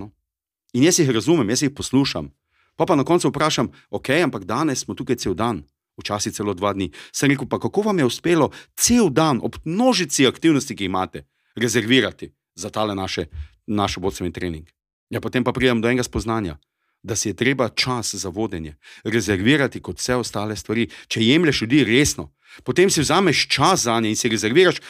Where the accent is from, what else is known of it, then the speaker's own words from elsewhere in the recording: Styria, Slovenia; accent: Styrian; to je moj štajerski naglas